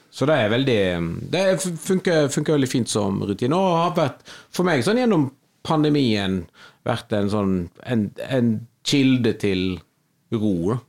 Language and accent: Norwegian; Western Norway, Norway; moved away; also born or lived in Kvinnherad / Oslo; for meg som vestlending